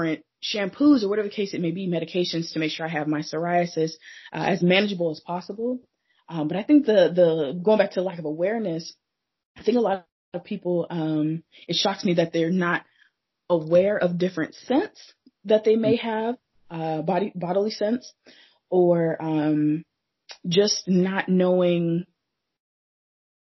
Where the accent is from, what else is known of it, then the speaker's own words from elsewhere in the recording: Phoenix, Arizona, United States; also born or lived in South Dakota / Kentucky / Georgia / Portland; now in Seattle, United States; I was born and raised in Phoenix, Arizona, but lived a couple places